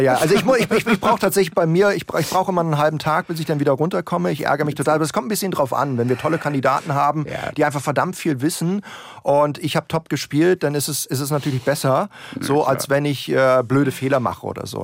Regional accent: Berlin, Germany; Ich bin ja Berliner

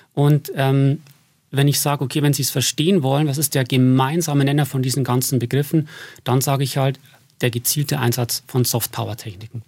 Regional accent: Berchtesgaden, Bavaria, Germany; moved away as an adult; also born or lived in Passau / Stirling; now in Regensburg, Germany; in Berchtesgaden bin ich aufgewachsen

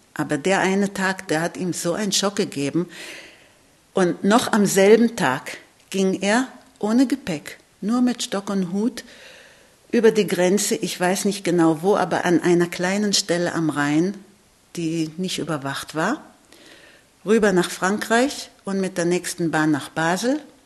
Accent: Israel; ich lebe in Israel, ich bin in Israel geboren

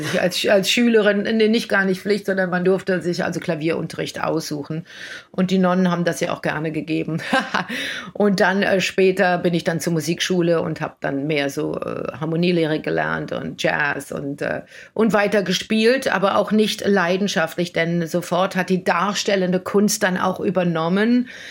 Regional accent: Germany; now in New York, United States; als einzige Deutsche in der Produktion

